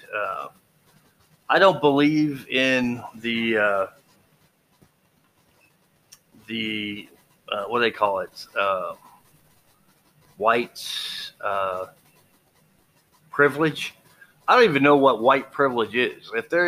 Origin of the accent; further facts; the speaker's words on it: Texas, United States; I grew up in Texas.